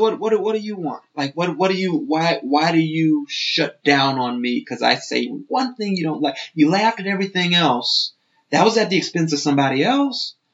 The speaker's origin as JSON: {"language": "English", "town": "Chicago", "region": "Illinois", "country": "United States", "also_born_or_lived": "Moscow, Idaho", "moved": "yes", "lives_now": "Idaho, United States", "said": "I'm, I'm from Chicago"}